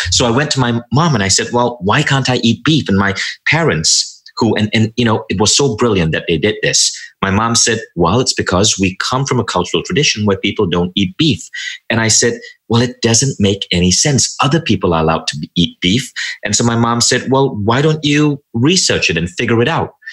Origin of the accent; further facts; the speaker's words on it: Malaysia; now in United States; cable television came in and that's when I shifted my orientation and even my accent. And I moved to the US and I became a little bit more American.